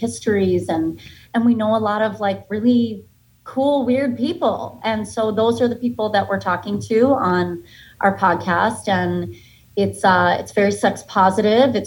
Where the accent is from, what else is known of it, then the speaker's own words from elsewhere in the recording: Boca Raton, Florida, United States; also born or lived in Boston, Massachusetts; now in New York City, United States; I was born in Boston and grew up in a little town outside of Boston till I was like 9. And then my family moved to Florida